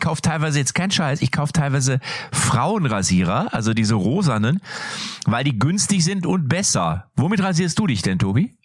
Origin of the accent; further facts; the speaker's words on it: North Rhine-Westphalia, Germany; bei uns hier in NRW, wo ich herkomme